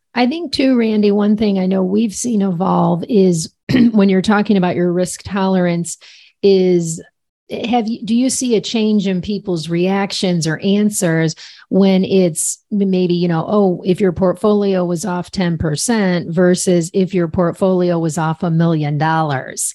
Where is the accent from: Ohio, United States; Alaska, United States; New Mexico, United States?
Ohio, United States; Cleveland; I'm from Cleveland